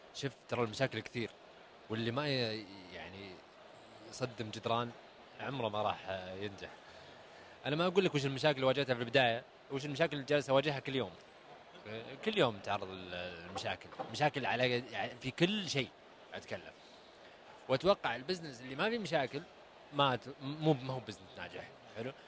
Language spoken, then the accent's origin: Arabic; Saudi Arabia; أنا كسعودي